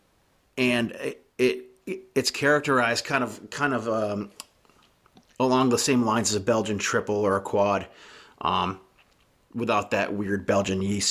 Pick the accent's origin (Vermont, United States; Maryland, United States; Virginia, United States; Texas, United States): Vermont, United States; I grew up in Vermont here